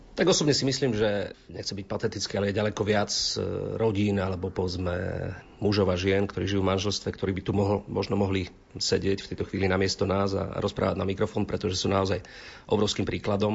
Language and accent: Slovak; Krásna Lúka, Prešov Region, Slovakia; ja som z Krásnej Luky